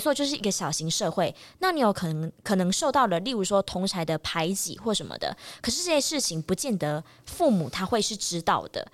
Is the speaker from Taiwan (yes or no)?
yes; Taiwan; 我自己本身是很感谢我出生在台湾的